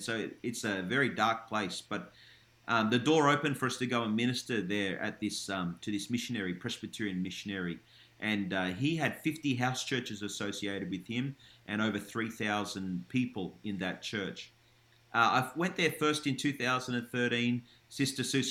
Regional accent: Canberra, Australian Capital Territory, Australia; also born or lived in Melbourne; I was born in Melbourne, but we moved to Canberra when I was 6 years old. So I really grew up in Canberra

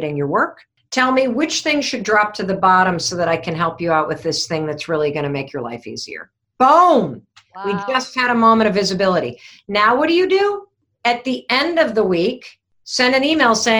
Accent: Western Michigan, United States; I grew up in Western Michigan, so I'm a Midwestern gal

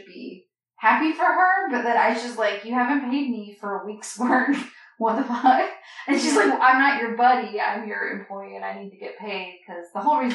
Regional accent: United States; here in America. They don't really make us learn a second language

